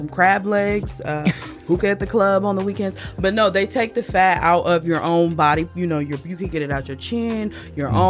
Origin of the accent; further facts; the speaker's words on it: Peoria, Illinois, United States; moved away; when I was a young girl back in my hometown of Peoria, Illinois